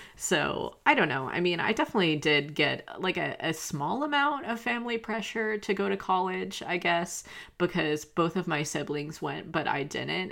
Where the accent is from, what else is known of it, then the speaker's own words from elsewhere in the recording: the South, United States; I grew up in the South